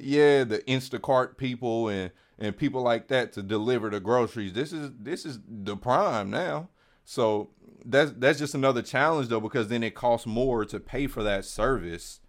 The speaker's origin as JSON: {"language": "English", "town": "Kansas City", "region": "Missouri", "country": "United States", "said": "I'm just on the other side of the state. I'm Kansas City"}